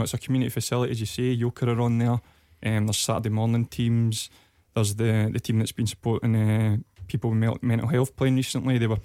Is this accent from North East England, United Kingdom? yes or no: no; Dumfries, Scotland, United Kingdom; I'm from Dumfries originally, and I played with Queen of South through the ranks